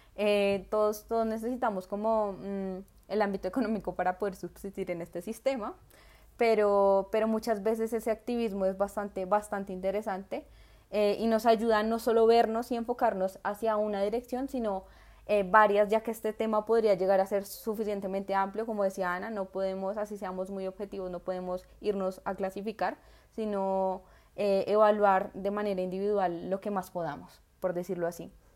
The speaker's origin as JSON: {"language": "Spanish", "country": "Colombia", "said": "yo no elegí ser colombiana"}